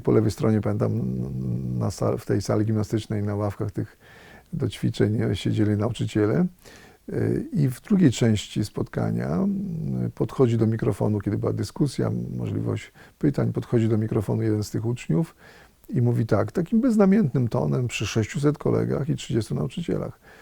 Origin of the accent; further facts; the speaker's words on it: Radom, Masovian Voivodeship, Poland; moved away; z Radomia, z, moje, z mojego rodzinnego miasta